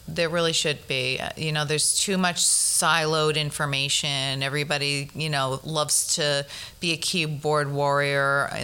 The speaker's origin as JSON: {"language": "English", "town": "Flushing", "region": "New York", "country": "United States", "lives_now": "Bronx, United States"}